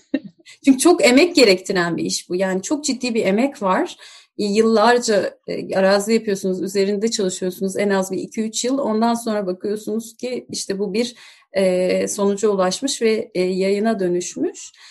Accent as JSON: {"language": "Turkish", "country": "Turkey"}